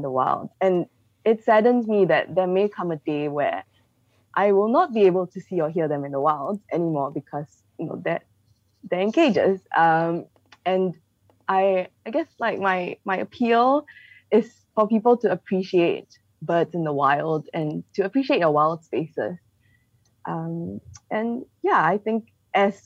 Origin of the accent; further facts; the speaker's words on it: Singapore; also born or lived in Malaysia; I grew up in Singapore and, you know, in Malaysia as well